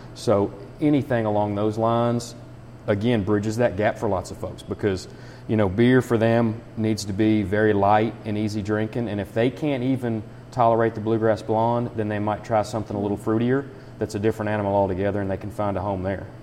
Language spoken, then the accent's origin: English; Nicholas County, Kentucky, United States; also born or lived in Paris, Kentucky; now in Harrison County, United States; I am from Nicholas County